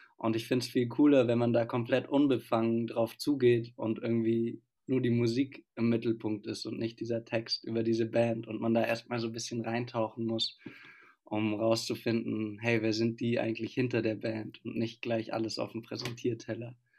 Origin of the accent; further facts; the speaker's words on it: Stuttgart, Baden-Württemberg, Germany; now in Freiburg, Germany; ich komme aus Stuttgart, wie wir alle eigentlich, und studiere jetzt aber in Freiburg